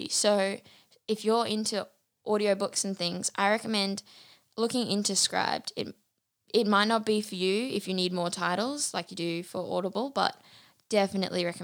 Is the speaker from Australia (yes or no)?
yes; Bundaberg, Queensland, Australia; also born or lived in Brisbane / Biloela; We also moved back to Bundaberg. So I was born in Bundaberg, raised here for a few years. Then we went to Brisbane, which is like very different to Bundaberg.